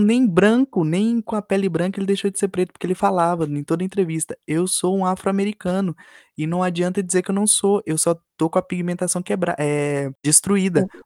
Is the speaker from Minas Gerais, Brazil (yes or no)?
no; Bahia, Brazil; eu passei minha infância na Bahia